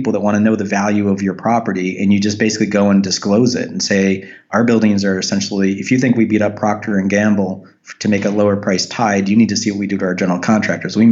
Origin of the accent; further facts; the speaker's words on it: United States; our country